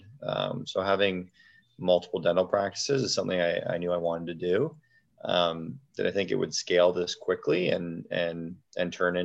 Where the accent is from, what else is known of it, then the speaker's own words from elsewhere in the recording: Sarnia, Ontario, Canada; also born or lived in Detroit, Michigan; I'm originally from Sarnia, Ontario